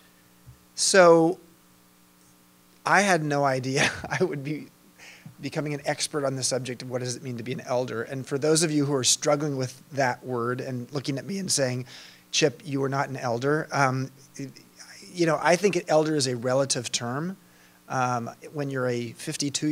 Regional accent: Long Beach, California, United States; moved away; I grew up in Long Beach

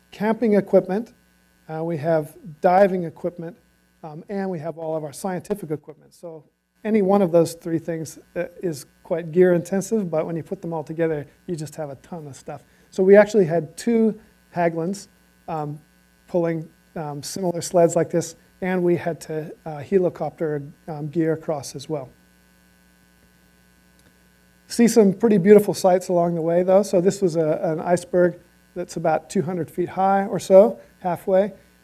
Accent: Hamilton, Waikato, New Zealand; So I'm from Hamilton, New Zealand. We fly down to Christchurch, and then we fly down to the Antarctic.

